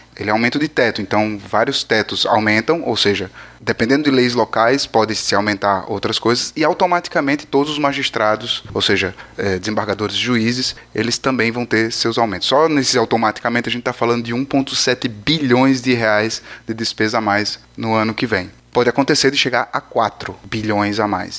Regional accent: Brazil; also born or lived in Paraná; a gente é brasileiro

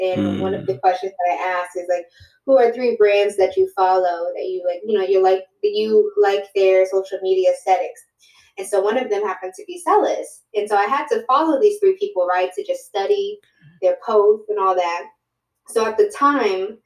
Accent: Fort Washington, Maryland, United States; moved away as an adult; now in New York City, United States; I'm originally from Prince George's County in Fort Washington

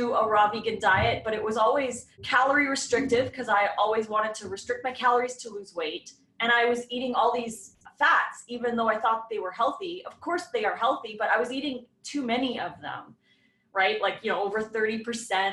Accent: Edmonton, Alberta, Canada; moved away as an adult; now in Oregon, United States; I grew up in Edmonton, Alberta, Canada. So I was there for 38 years, 39 almost.

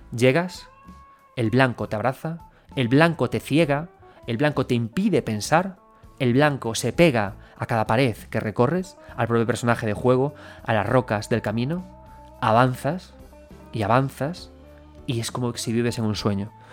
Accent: Galicia, Spain; soy gallego

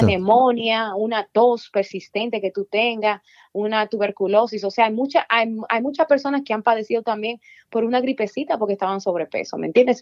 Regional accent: Dominican Republic; moved away; also born or lived in Virginia; Yo nací en la República Dominicana

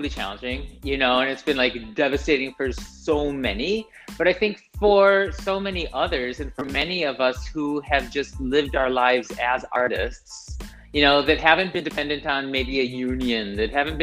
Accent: United States; moved away as an adult; now in Tel Aviv, Israel; I live in Tel Aviv now. I moved to Israel. I'm Israeli now, I'm American now.

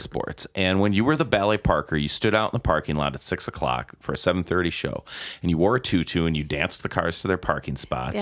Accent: Milwaukee, Wisconsin, United States; Born and raised in Milwaukee on the southwest side of town

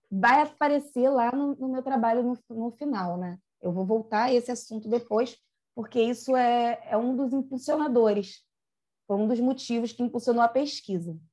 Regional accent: Rio de Janeiro, Brazil; hoje eu estou morando no Recreio, mas eu moro, na verdade, em Pedra de Guaratiba, que eu sou de lá

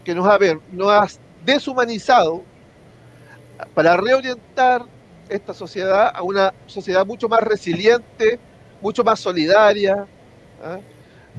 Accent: Concepción, Biobío, Chile; now in San Pedro de La Paz, Chile; nacido y criado en Concepción, eh, vivo actualmente en San Pedro de La Paz

